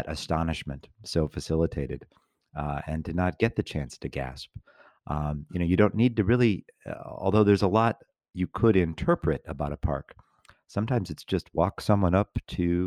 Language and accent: English; Chicago, Illinois, United States; I'm a fellow Midwesterner. I grew up in the Chicago area.